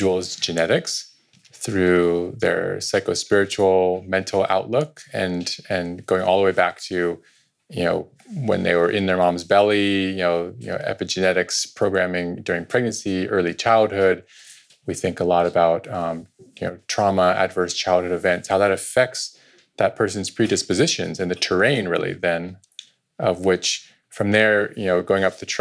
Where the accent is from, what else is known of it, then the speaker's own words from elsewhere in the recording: Point Reyes, California, United States; also born or lived in India / San Rafael; I went to high school here in Santa Rafael. I grew up in Point Reyes. And my upbringing, I also spent 6 years of my childhood in India